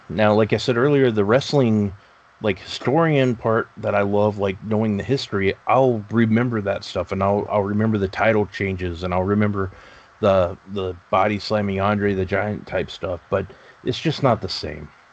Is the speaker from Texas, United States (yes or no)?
yes; Texas, United States; I grew up in Texas.